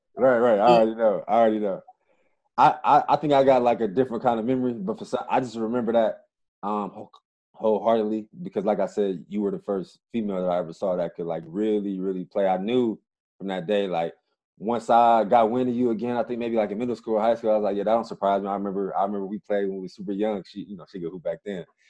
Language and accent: English; Cleveland, Ohio, United States; we're both from Cleveland, Ohio